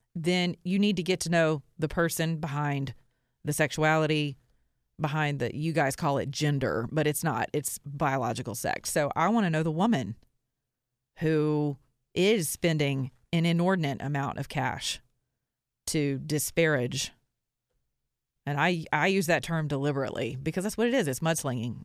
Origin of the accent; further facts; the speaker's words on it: the Bible Belt, United States; I'm from the Bible Belt